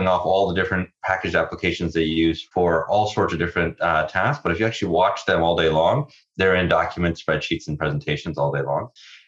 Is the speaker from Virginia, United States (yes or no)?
yes; Virginia, United States; I grew up mostly in Virginia, but we sort of moved around a bunch.